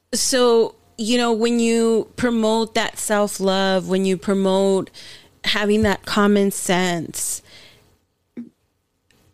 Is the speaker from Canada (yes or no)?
no; Los Angeles, California, United States; now in San Diego, United States; I was born and raised